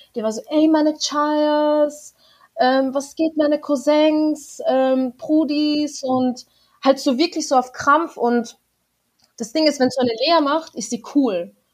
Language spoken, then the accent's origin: German; Austria; moved away as an adult; now in Denver, United States; ich habe kurdisch-alevitische Wurzeln, aber ich bin in Österreich geboren